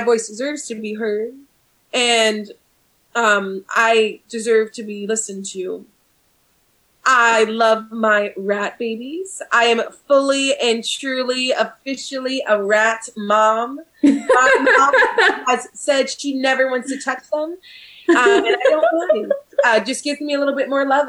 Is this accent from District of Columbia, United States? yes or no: yes; Washington, District of Columbia, United States; moved away; I'm originally from Washington, D.C., so I don't get to see my family very often.